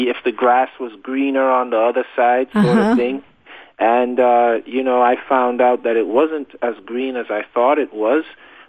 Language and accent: English; U.S. Virgin Islands; I grew up in the Virgin Islands. That's in the Caribbean, over in the Atlantic Ocean.